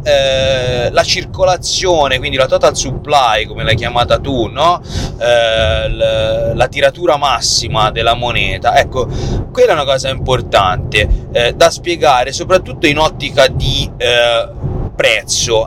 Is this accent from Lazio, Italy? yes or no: no; Tuscany, Italy; noi siamo toscani